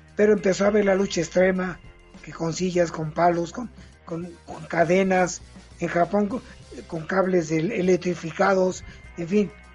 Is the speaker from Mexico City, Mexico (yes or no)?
yes; Mexico City, Mexico; soy del barrio de Tepito y aquí había un gimnasio.